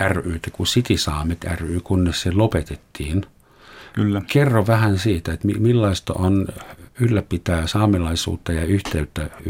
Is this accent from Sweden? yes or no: no; Germany; now in Finland; minä olen Saksasta Suomeen muuttunut. Olenko minä etninen?